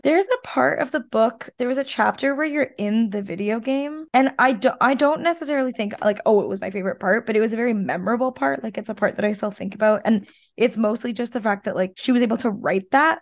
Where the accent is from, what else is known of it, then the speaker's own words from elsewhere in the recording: Canada; being a Canadian